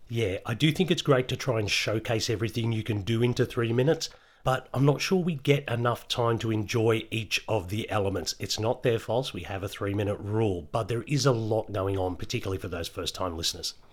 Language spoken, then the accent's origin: English; Australia; if I wasn't Australian